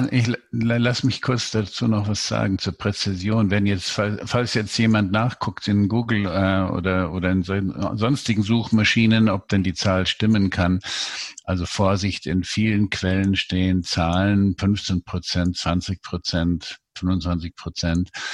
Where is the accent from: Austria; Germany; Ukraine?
Germany; Munich, Bavaria; ich bin äh, Münchner